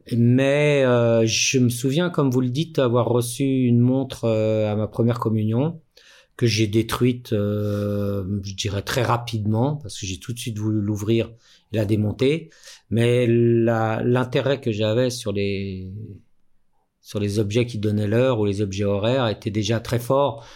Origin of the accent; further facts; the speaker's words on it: Mantes-la-Jolie, Île-de-France, France; moved away as an adult; also born or lived in Paris; now in Switzerland; à la base, je suis né à Paris, mhm. mais mes parents euh, avaient bougé vers Mantes-la-Jolie, une petite, enfin, hein. une petite ville de de l'Ouest parisien.